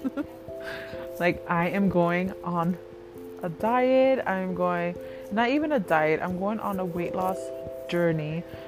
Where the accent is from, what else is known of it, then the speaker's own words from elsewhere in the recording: Connecticut, United States; I am from Connecticut